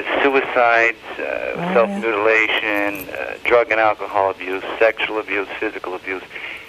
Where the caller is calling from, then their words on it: Ringtown, Pennsylvania, United States; Pennsylvania, Ringtown, Pennsylvania.